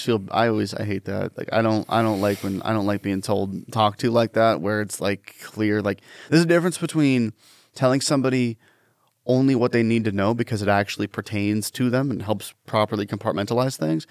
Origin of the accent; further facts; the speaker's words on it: Washington, United States; I'm from Washington State and people think I'm from California